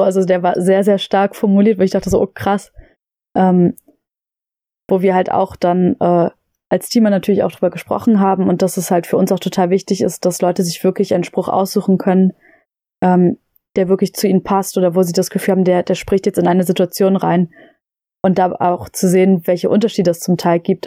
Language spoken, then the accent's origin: German; Lobetal, Brandenburg, Germany; wir hatten bei uns in Lobetal äh, das Glück, dass wir eine äh, Waldbühne haben